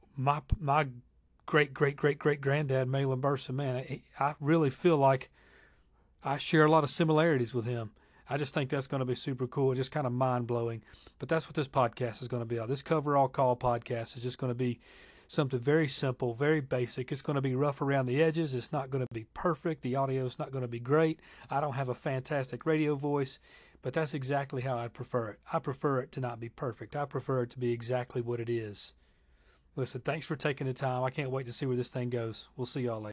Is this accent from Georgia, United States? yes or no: yes; Lawrenceville, Georgia, United States; my hometown of Lawrenceville, Georgia.